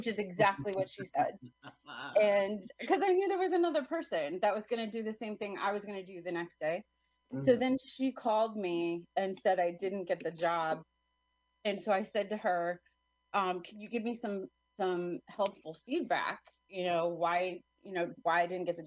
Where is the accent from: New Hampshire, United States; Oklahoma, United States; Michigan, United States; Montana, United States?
New Hampshire, United States; moved away as an adult; also born or lived in New York City; I grew up in New Hampshire.